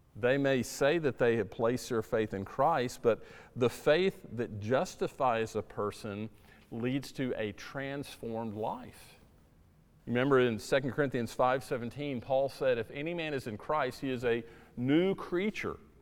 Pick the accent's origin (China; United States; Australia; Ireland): United States; South Florida; moved away; where I grew up in South Florida